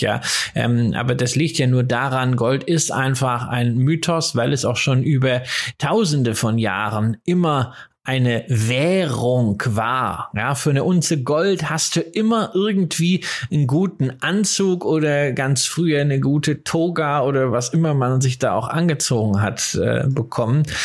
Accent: Rhineland, Germany; ich bin ja Rheinländer äh, ähm, von der familiären Prägung her

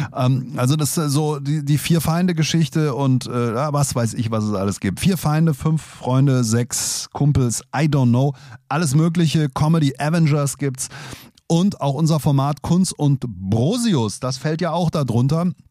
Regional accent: Hesse, Germany; wir Hesse

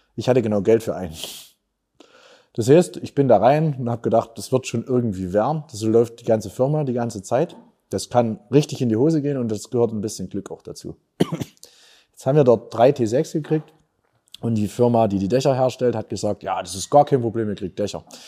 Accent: Erzgebirge, Saxony, Germany; accent: Erzgebirgisch; moved away as an adult; also born or lived in Vienna, Austria; meine Heimat ist schlecht, auch wenn wir manchmal wirklich schlechte Nachrichten aus der Region haben. Sondern ich habe gesagt, ich will euch zeigen, es gibt auch noch die lustigen Seiten, die schönen Seiten. Und das ist für mich das Erzi

